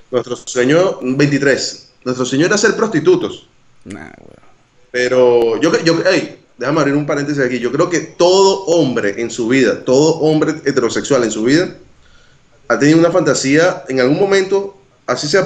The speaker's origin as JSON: {"language": "Spanish", "country": "Venezuela", "moved": "yes", "said": "sí, salí de Venezuela y conquisté un culito internacional."}